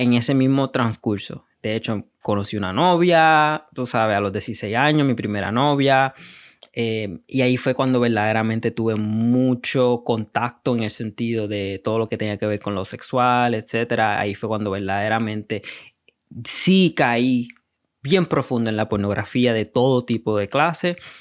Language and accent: Spanish; Puerto Rico; also born or lived in New York; vengo de Puerto Rico, eh, nací en Nueva York. Eh, y de ahí me crié en Puerto Rico